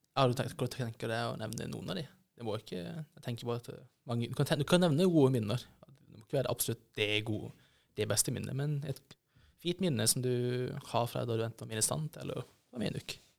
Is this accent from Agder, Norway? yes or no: yes; Kristiansand, Agder, Norway; moved away; jeg kommer jo fra Kristiansand, og i Kristiansand så på en, en, periode så var det jo på en måte slags verneplikt å bli ministant